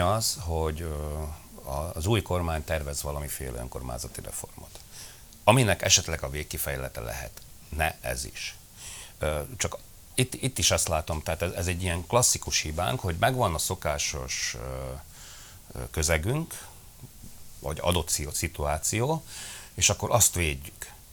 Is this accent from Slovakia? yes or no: yes; Felvidék, Slovakia; felvidéki közösségnek